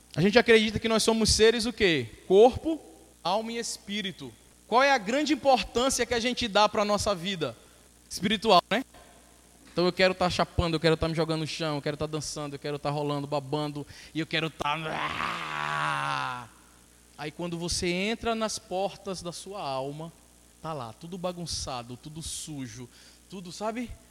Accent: Brazil; sou brasileiro

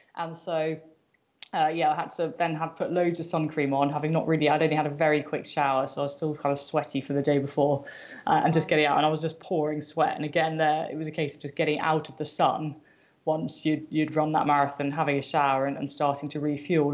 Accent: United Kingdom; I am British, I am a runner

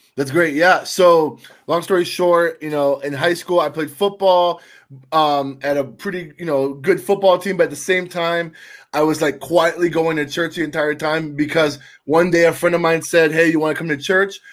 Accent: Tampa, Florida, United States; now in Milwaukee, United States; I'm originally from Tampa, Florida, and somehow I'm the only Cuban that made it north of Nashville

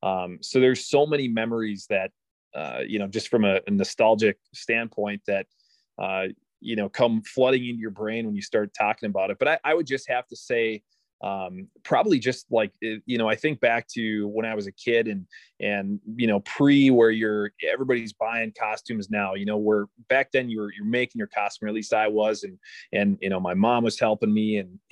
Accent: Minnesota, United States; I'm from Minnesota.

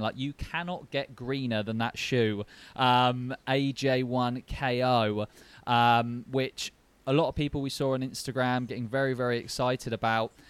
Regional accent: Basingstoke, South East England, United Kingdom; I grew up in Basingstoke

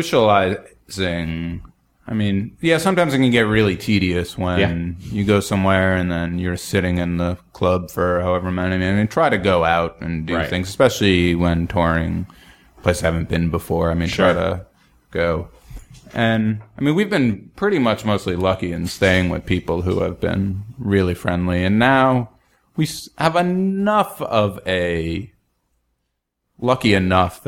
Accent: Northeast, United States; I grew up in the Northeast where every city's 3 or 4 hours apart.

